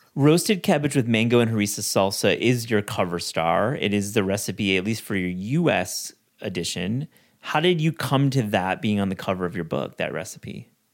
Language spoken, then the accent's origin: English; West Michigan, United States; Growing up in West Michigan